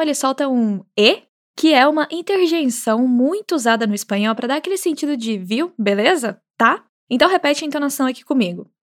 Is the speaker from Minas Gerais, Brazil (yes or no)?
yes; Minas Gerais, Brazil; moved away; Como boa mineira